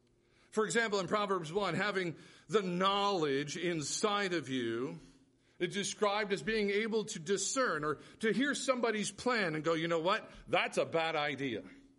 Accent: United States; As American Christians, we are rich with access to whom God has gifted with the lips of knowledge.

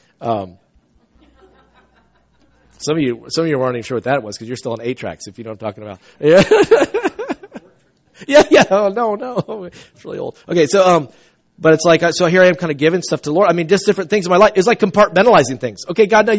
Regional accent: South Carolina, United States; I grew up in South Carolina.

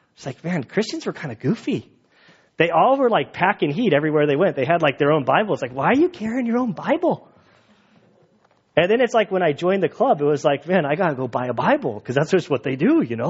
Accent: San Diego, California, United States; now in Valley Center, United States; I grew up in San Diego

